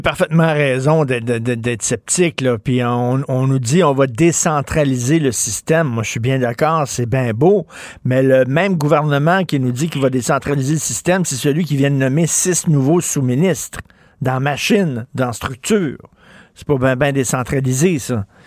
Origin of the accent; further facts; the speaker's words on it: Montreal, Quebec, Canada; je viens d'un milieu pauvre. Je viens de Verdun, près, vous le savez, près de Pointe-Saint-Charles